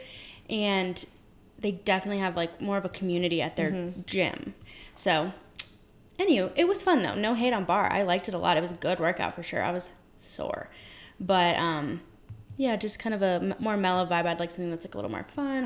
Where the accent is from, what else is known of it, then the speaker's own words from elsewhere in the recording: Colorado, United States; we're both from Colorado, born and raised